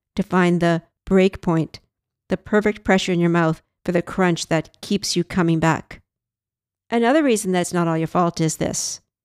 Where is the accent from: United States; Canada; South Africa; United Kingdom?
Canada; I'm Canadian